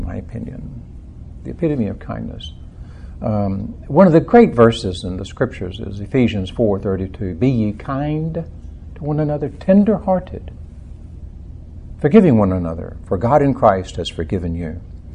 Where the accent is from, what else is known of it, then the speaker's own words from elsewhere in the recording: central Texas, United States; I was born in Texas, in the central part of Texas